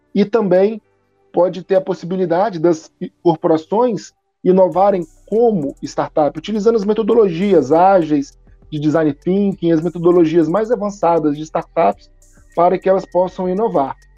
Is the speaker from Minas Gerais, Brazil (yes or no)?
yes; Minas Gerais, Brazil; moved away as an adult; now in Manaus, Brazil; sou mineiro, nasci em Minas Gerais, sou formado na FMG, e em 2004 eu vim para Manaus